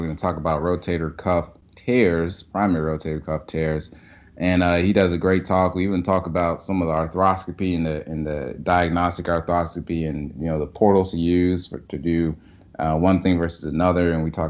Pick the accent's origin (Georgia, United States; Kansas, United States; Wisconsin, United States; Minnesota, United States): Georgia, United States; Atlanta; now in New Orleans, United States; I'm from Atlanta, and I'm a Falcons fan.